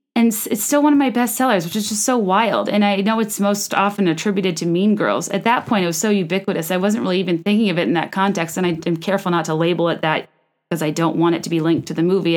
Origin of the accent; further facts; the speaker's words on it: Virginia, United States; also born or lived in New York; now in Chicago, United States; I'm from Virginia